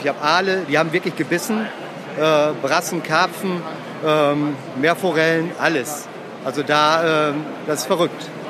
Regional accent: Emsland, Lower Saxony, Germany; Ich bin im Emsland oder Ems aufgewachsen

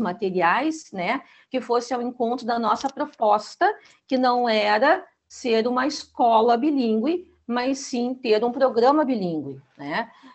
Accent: Gaúcha, Rio Grande do Sul, Brazil; Eu sou gaúcha, eu tenho meu sotaque

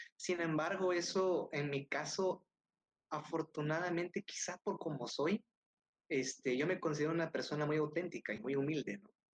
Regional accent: Tonalá, Chiapas, Mexico; moved away; also born or lived in Tuxtla Gutiérrez; yo soy de Tonalá

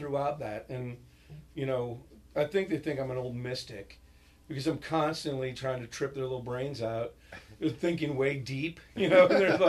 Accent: New York, United States; I grew up in New York

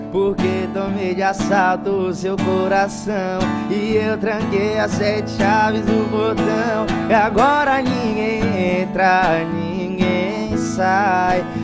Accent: Bahia, Brazil; Muita gente que começou a me seguir por conta de Natan acha que eu sou daqui, mas eu sou baiano. Tem três anos mais ou menos que eu estou aqui, vai fazer três anos.

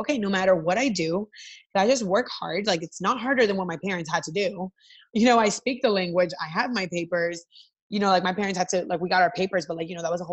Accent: Atlanta, Georgia, United States; English is a second language; also born or lived in Miami; we moved to Atlanta and I grew up in Atlanta

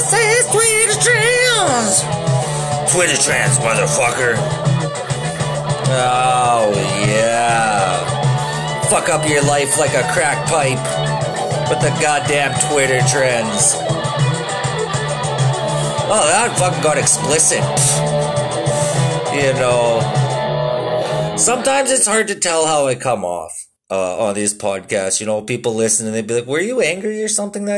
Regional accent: Saskatoon, Saskatchewan, Canada; moved away; also born or lived in Vancouver; I was from Saskatoon

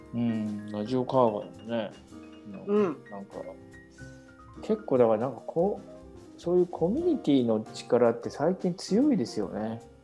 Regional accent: Kawagoe, Saitama, Japan; 僕はそもそもその川越生まれっていうのはありますけど

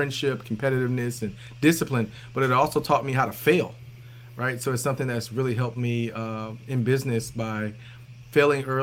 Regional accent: Tallahassee, Florida, United States; also born or lived in Oregon / Jacksonville, Florida; I'm from Tallahassee, Florida

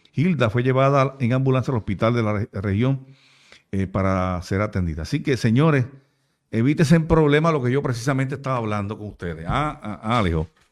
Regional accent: Puerto Rico; nosotros como puertorriqueños

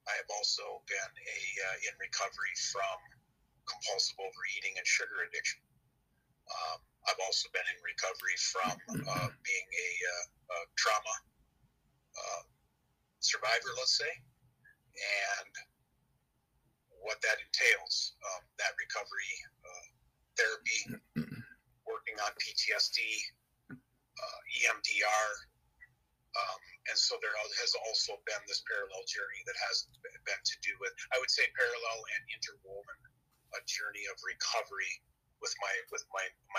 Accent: Western Minnesota, United States; I'm from Western Minnesota, and I'm 55 years old.

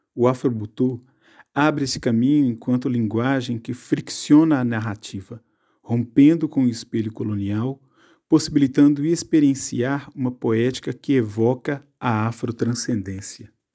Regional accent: Contagem, Minas Gerais, Brazil; now in Normandy, France; nasci em Contagem, Minas Gerais, e vivo atualmente na Normandia, França

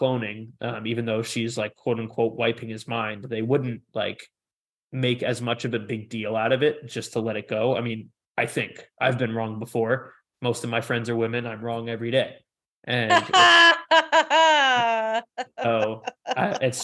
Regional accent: New York City, New York, United States; I'm a New Yorker. I'm not from Manhattan. I'm from one of the other boroughs

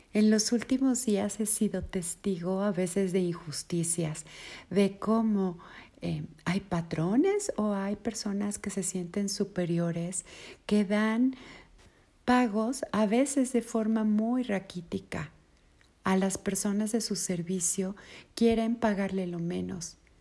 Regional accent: Mexico; Aquí en mi país, en México

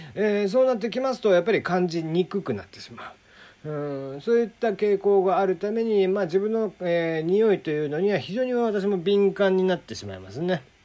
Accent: Kagoshima, Japan; 僕が小さい頃に育っていた小学校あの鹿児島

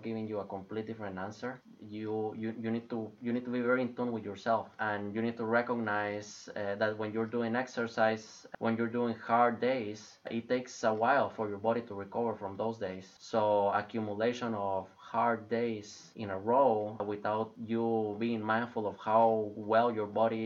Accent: Guatemala; moved away; I'm originally from Guatemala.

